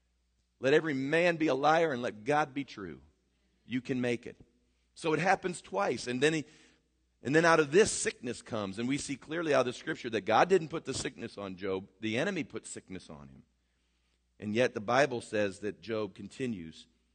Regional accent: United States; as American Christians

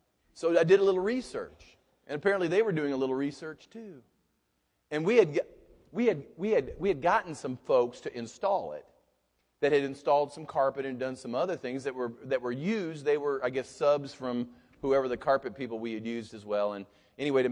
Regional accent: United States; I'm an American.

